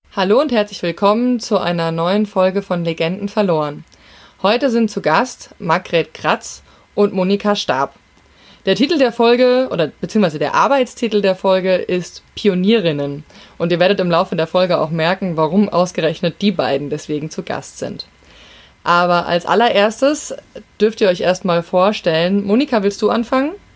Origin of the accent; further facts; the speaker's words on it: Hesse, Germany; als Hessin